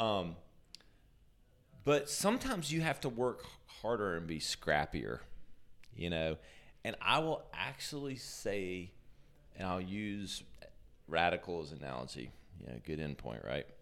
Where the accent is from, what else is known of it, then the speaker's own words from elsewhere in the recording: Greenville, South Carolina, United States; also born or lived in New York; I'm from Greenville, born and raised